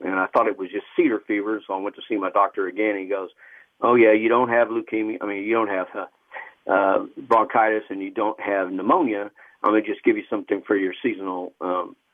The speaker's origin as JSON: {"language": "English", "town": "Killeen", "region": "Texas", "country": "United States", "tie": "born or raised there", "also_born_or_lived": "Austin, Texas", "said": "my parents met, you know, and then I guess they moved up here because my father was an optician and moved up to Killeen, and when I was 5 months old, so I basically grew up here"}